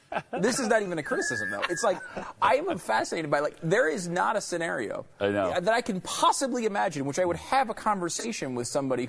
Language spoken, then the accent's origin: English; Northeast, United States; moved away; I'm from the Northeast.